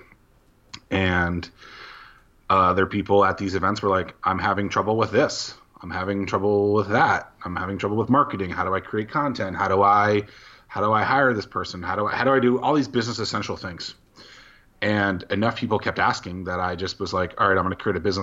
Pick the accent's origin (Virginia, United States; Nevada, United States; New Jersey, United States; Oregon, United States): Virginia, United States; Norfolk; Southeastern Virginia. So Norfolk, Virginia is the specific city, about 20 minutes from Virginia Beach